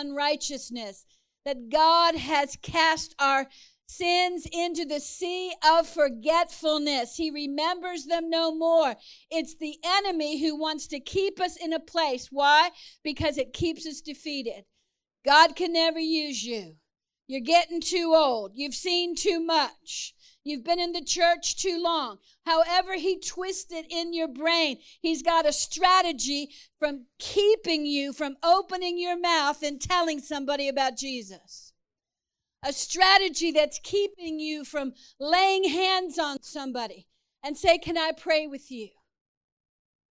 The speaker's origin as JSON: {"language": "English", "region": "Texas", "country": "United States", "said": "I'm from Texas."}